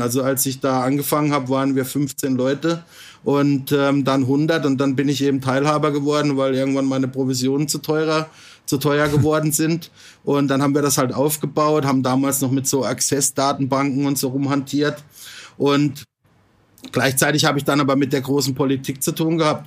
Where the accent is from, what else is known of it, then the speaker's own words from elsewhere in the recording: Freiburg im Breisgau, Baden-Württemberg, Germany; moved away as an adult; also born or lived in Singapore; now in Bangkok, Thailand; ich bin vor ziemlich genau 50 Jahren geboren in Freiburg im Breisgau, also im Schwarzwald